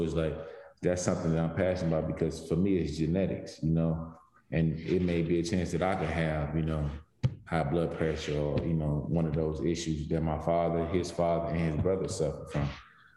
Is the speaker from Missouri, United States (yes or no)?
yes; St. Louis, Missouri, United States; moved away as an adult; also born or lived in Jefferson City, Missouri / North Carolina; growing up in St. Louis, obviously, you know, St. Louis, and then the 4 years I spent in Jefferson City